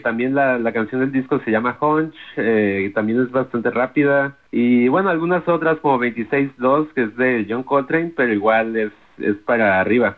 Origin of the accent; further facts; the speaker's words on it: Guadalajara, Jalisco, Mexico; now in New York, United States; Yo soy de Guadalajara